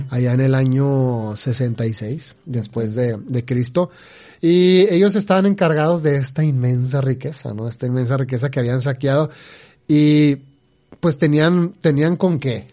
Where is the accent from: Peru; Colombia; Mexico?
Mexico; acá en México